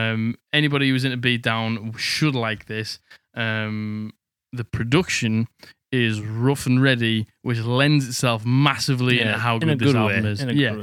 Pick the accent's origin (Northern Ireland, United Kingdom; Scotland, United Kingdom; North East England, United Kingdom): North East England, United Kingdom; Middlesbrough; Because I'm just from Middlesbrough.